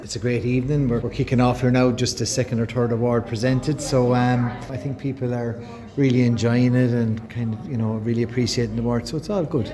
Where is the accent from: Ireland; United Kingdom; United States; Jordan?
Ireland; Kilkenny, Leinster; moved away; I was born and reared in Kilkenny.